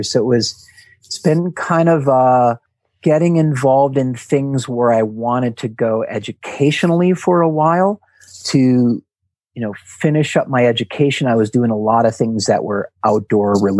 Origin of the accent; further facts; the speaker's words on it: Milwaukee, Wisconsin, United States; born there; I was born in Wisconsin, in Milwaukee, Wisconsin. So at that time, you know, a pretty asphalt city sort of a place